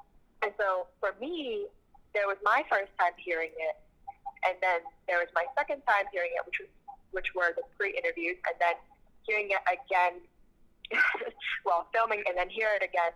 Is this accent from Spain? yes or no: no; Toronto, Ontario, Canada; my hometown